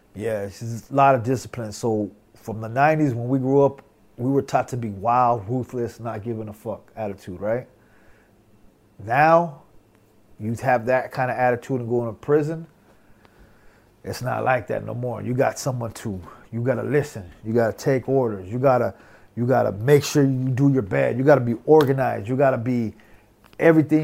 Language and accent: English; Southern California, United States; we we grew up in Southern California